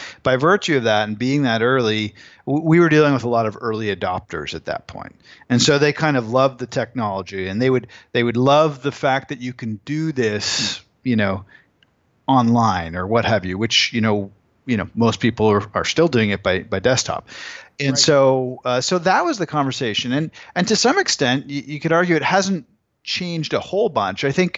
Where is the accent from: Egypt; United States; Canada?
Canada; As a Canadian, everyone wants to tear him down.